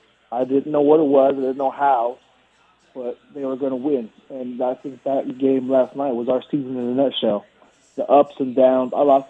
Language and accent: English; Las Vegas, Nevada, United States; born and raised in Vegas